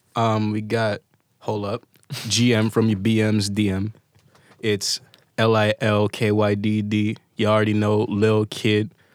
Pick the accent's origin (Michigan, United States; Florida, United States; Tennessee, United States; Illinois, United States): Illinois, United States; Chicago South Suburbs; I'm born in Chicago, like, raised in the South Suburbs